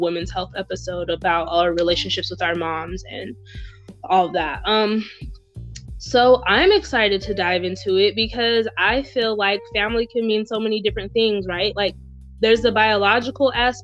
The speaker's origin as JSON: {"language": "English", "region": "the South", "country": "United States", "said": "growing up in the South with family, which is where I'm from"}